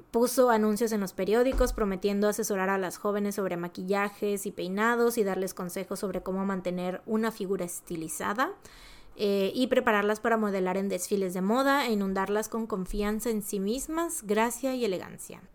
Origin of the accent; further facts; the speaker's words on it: Veracruz, Mexico; nosotros igual y como jarochos lo mencionamos muy así